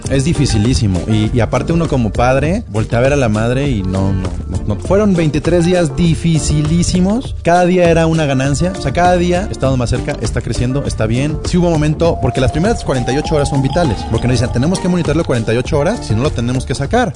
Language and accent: Spanish; Guadalajara, Jalisco, Mexico; una sociedad como la tapatía